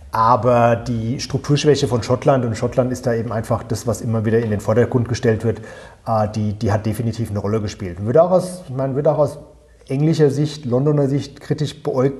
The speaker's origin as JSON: {"language": "German", "country": "Germany", "also_born_or_lived": "United States / United Kingdom", "moved": "as an adult", "lives_now": "Channel Islands", "said": "Also ich war ungewöhnlicherweise so der eine Deutsche, der in der Leave-Kampagne dabei war"}